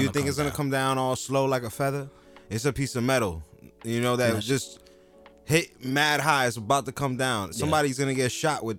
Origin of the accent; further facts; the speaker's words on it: Jersey City, New Jersey, United States; growing up in Jersey City